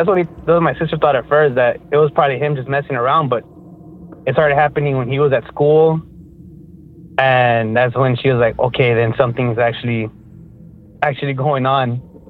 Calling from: McAllen, Texas, United States; I'm calling from McAllen, Texas.

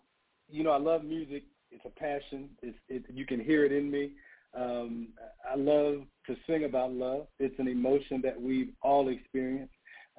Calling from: Atlanta, Georgia, United States; I am based in Atlanta, so I'm in Georgia.

